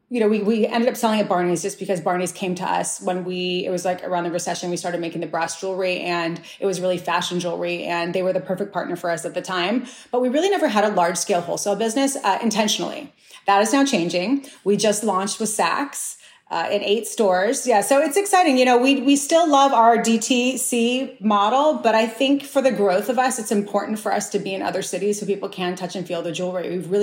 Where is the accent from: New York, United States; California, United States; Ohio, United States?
California, United States; Santa Barbara; You know, I grew up in Santa Barbara, California.